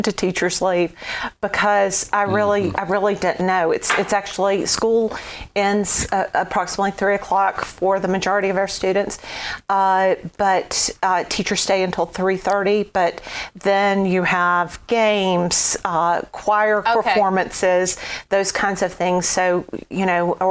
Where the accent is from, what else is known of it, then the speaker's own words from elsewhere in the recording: North Carolina, United States; moved away as an adult; now in Clarksville, United States; So I'm originally a native North Carolinian. Grew up in the mountains of North